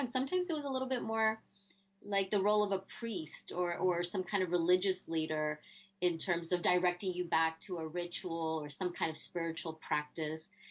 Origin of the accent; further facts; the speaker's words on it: New Jersey, United States; first language Spanish; I grew up in New Jersey